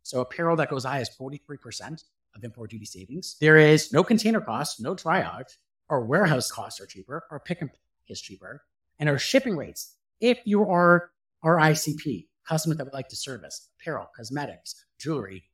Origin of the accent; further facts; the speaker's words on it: Canada; As a Canadian